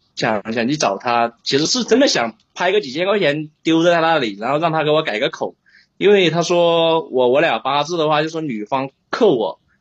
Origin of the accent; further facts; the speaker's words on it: Sichuan, China; now in Guangzhou, China; 我是四川的嘛，然后我现在在人在广，人在广州